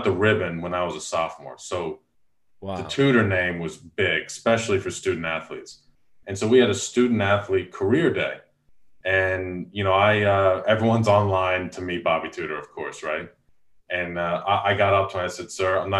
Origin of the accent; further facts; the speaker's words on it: Long Island, New York, United States; moved away; I grew up in Long Island, New York, was a golfer in a golfing family